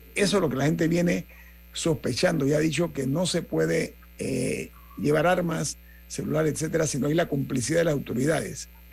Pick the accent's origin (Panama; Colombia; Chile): Panama; como panameño